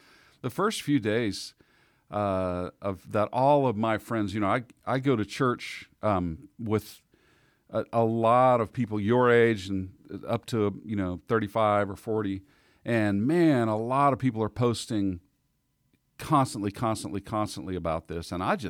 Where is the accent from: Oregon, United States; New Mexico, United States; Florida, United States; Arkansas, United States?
Arkansas, United States; also born or lived in Texas / Kansas City; I was born in Texas and raised partly in Southeast Arkansas, and then we moved to Kansas City. But especially our Southern family roots